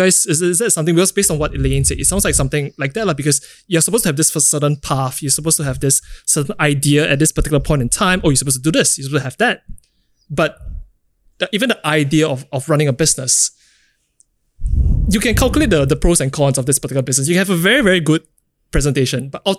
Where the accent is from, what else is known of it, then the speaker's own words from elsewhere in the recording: Singapore; I think growing up in Singapore, going through the education system and having like a family of sorts, I think there's always this idea of what you are expected to do and what you're supposed to do.